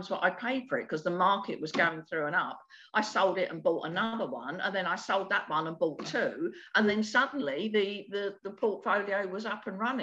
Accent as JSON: {"language": "English", "region": "London", "country": "United Kingdom", "tie": "born or raised there", "moved": "yes", "lives_now": "Sussex, United Kingdom", "said": "I was born in the East End of London with absolutely no money and no support and nothing, with a toilet that was down the end of a concrete yard."}